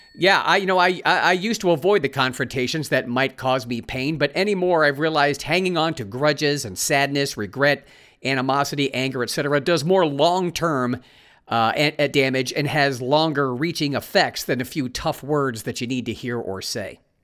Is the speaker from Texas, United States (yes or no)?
no; Ohio, United States; moved away as an adult; also born or lived in California; having moved from my home state of Ohio to California. Lived there for twenty-four years, made new friends in California, and then moved back to Ohio